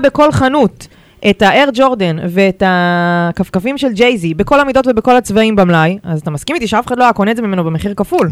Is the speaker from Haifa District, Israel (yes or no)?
yes; Haifa, Haifa District, Israel; כחיפאית אני מאוד רוצה לבנות לחברי ילדותי ולמשפחה שלי